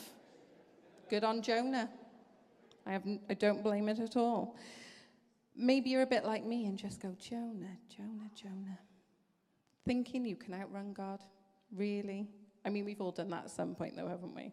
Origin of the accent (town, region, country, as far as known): Wales, United Kingdom; accent: Welsh